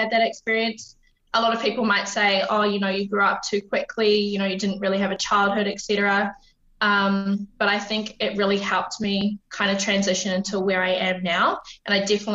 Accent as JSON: {"language": "English", "region": "Wellington", "country": "New Zealand", "tie": "born or raised there", "also_born_or_lived": "Christchurch, New Zealand", "moved": "as an adult", "lives_now": "Brisbane, Australia", "said": "So I grew up in Wellington, New Zealand. I was originally born in Christchurch, but moved when my parents split up when I was about three."}